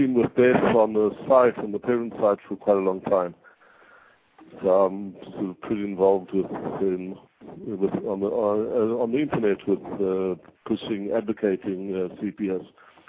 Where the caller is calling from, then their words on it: Israel; I'm actually calling from Israel.